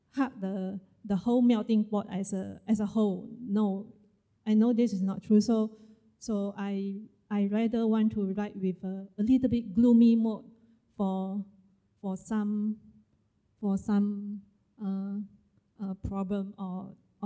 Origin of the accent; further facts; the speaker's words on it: Malaysia; I am a Malaysian Chinese